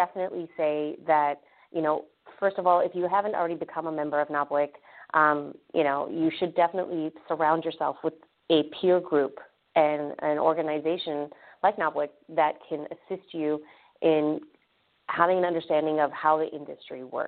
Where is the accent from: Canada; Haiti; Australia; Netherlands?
Canada; now in Orlando, United States; I myself am Canadian. I grew up in Canada. I went to York University in Toronto